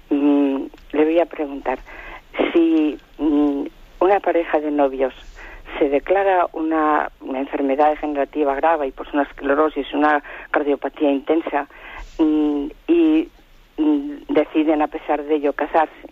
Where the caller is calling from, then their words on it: Valladolid, Castile and León, Spain; de Valladolid.